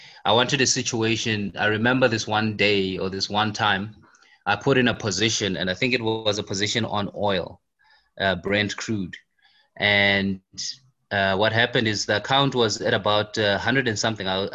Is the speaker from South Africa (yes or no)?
yes; South Africa; I'm in South Africa and I grew up in South Africa.